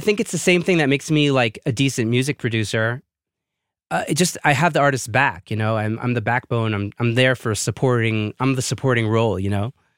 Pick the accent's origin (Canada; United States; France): United States; New York City, New York; moved away as an adult; also born or lived in Israel; now in Jerusalem, Israel; I was born and raised in Brooklyn, New York